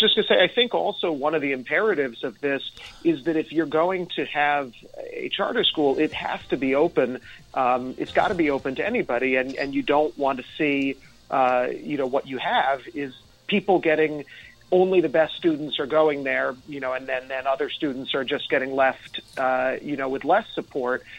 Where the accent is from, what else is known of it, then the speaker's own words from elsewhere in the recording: Nyack, New York, United States; I grew up in Nyack